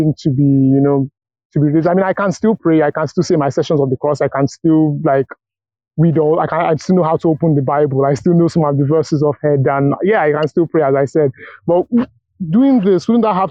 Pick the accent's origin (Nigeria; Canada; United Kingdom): Nigeria